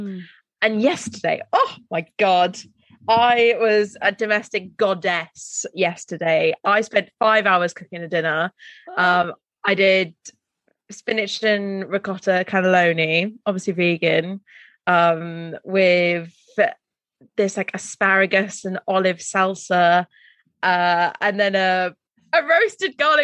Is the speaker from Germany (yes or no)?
no; Welsh, Wales, United Kingdom; I'm Welsh